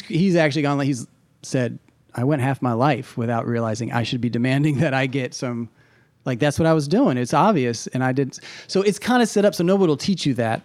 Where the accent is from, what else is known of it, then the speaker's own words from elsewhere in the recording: Indiana, United States; moved away; I'm from Indiana